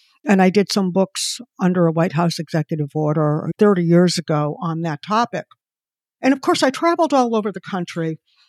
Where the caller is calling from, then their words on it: Connecticut, United States; I'm in Connecticut.